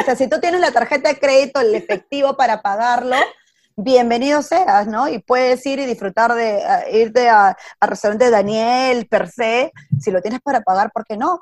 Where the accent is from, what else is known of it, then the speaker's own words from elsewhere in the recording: Peru; first language Spanish; moved away as an adult; now in New York, United States; Yo estudié en un colegio católico en Perú y, las amigas que tuve desde ahí, desde primer grado, son mis amigas hasta el día de hoy